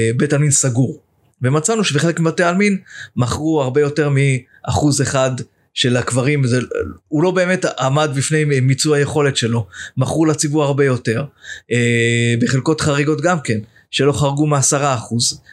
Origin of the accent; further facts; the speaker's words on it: Jerusalem, Jerusalem District, Israel; now in Dolev; ואני ירושלמי, אני בא ממשפחה ירושלמית